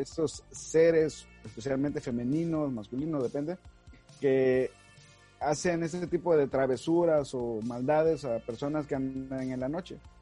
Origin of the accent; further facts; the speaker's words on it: Mexico; para nosotros en México, eh, hablando como mexicanos